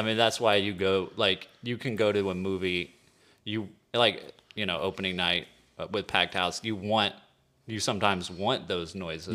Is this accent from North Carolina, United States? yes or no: no; East Texas, United States; from East Texas